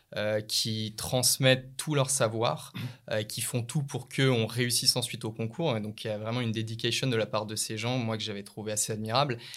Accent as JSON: {"language": "French", "town": "Lyon", "region": "Auvergne-Rhône-Alpes", "country": "France", "tie": "born or raised there", "said": "je suis né et j'ai grandi à Lyon"}